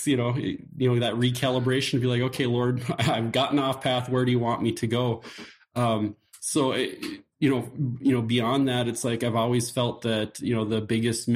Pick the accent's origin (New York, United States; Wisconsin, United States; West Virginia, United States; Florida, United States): Wisconsin, United States; Janesville; I grew up in Janesville. I went to the private school there, Trinity Lutheran, in Janesville